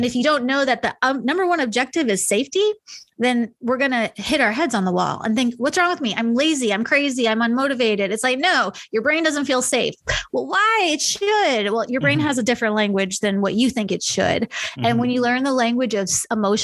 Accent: New York, United States; now in Kansas City, United States; I grew up in New York

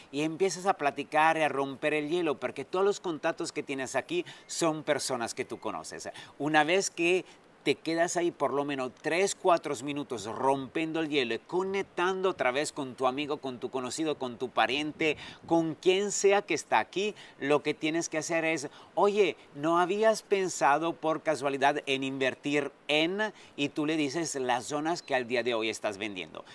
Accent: Italy; also born or lived in France / Dubai / Sydney; now in Riviera Maya, Mexico

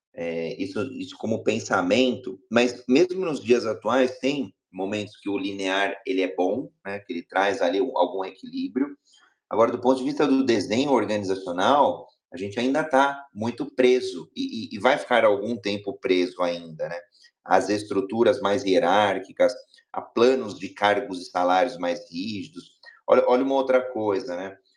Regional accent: Brazil; sou brasileiro

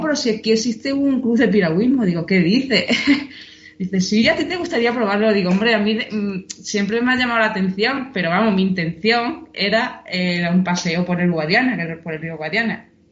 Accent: a village 26 km from Badajoz, Extremadura, Spain; moved away as an adult; now in Seville, Spain; mi pueblo está a 26 kilómetros de Badajoz

